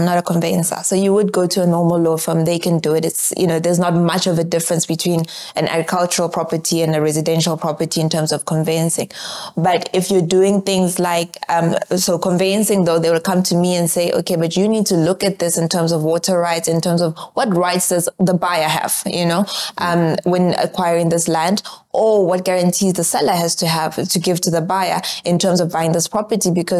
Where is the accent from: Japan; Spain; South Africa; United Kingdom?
South Africa; Johannesburg, Gauteng; I don't have time for this nonsense because I'm from Joburg. We don't have these problems anymore in Joburg